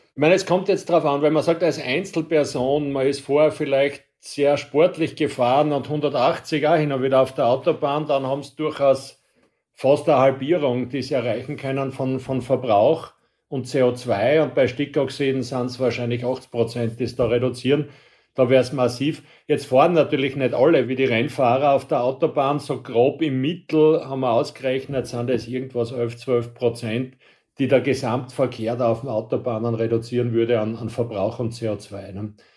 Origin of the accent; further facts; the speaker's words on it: Austria; Bei uns in Österreich